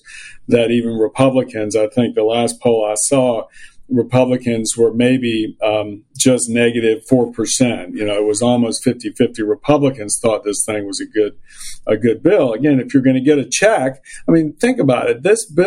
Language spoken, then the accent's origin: English; Richmond, Virginia, United States; I grew up in the organized Jewish community in Richmond, Virginia